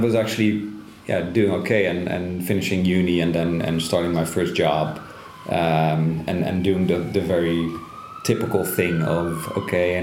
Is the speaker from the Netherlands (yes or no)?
yes; Netherlands; moved away as an adult; I'm also from the Netherlands, 37